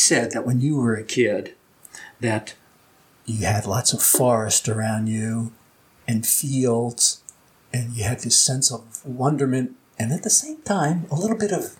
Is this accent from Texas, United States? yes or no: no; Long Island, New York, United States; Well, I was born and raised in Downstate New York, Long Island, New York.